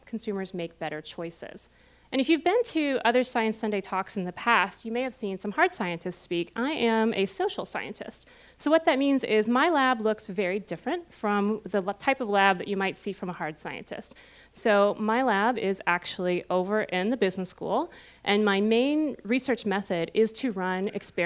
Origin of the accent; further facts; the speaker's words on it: Cincinnati, Ohio, United States; moved away as an adult; also born or lived in Austin, Texas / South Carolina; now in Columbus, United States; I am originally from Cincinnati